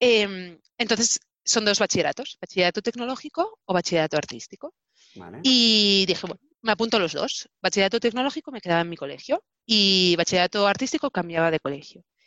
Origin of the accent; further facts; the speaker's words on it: Barcelona, Catalonia, Spain; also born or lived in Hannover, Germany; nací en Barcelona y he crecido en Barcelona